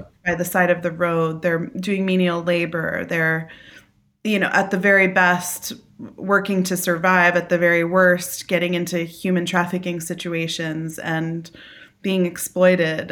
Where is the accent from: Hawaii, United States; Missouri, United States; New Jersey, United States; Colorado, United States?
New Jersey, United States; I'm from New Jersey. I'm a Jersey girl, born and raised through and through, uh, New Jersey